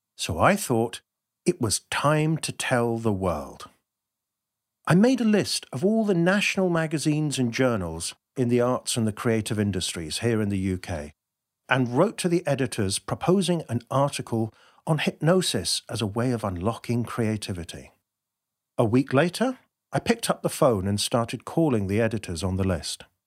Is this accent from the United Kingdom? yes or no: yes; United Kingdom; being terribly British